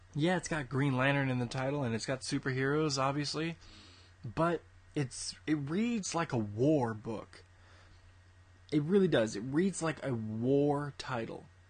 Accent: Austin, Texas, United States; my hometown of Austin, Texas

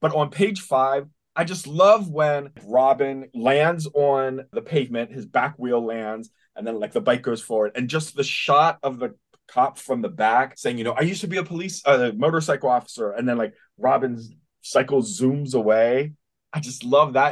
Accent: Spring Grove, Pennsylvania, United States; I grew up in Spring Grove, Pennsylvania, which is close to York or Hanover

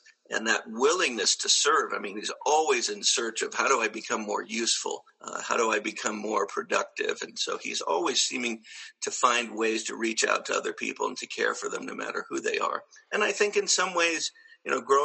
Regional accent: Southern California, United States; I grew up watching reruns after school. I grew up in Southern California

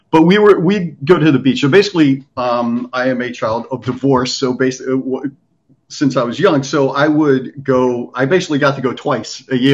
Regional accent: Lancaster, Pennsylvania, United States; now in Washington, D.C. area, United States; I grew up in Lancaster, so we didn't have 7-Elevens.

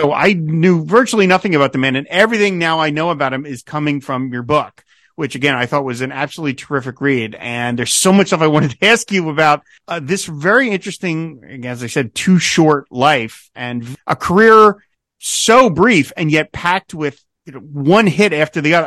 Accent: New Jersey, United States; As a New Jersey native

